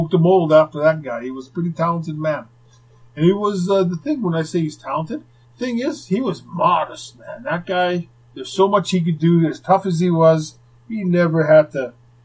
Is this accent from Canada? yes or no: yes; Winnipeg, Manitoba, Canada; what it was like growing up in Winnipeg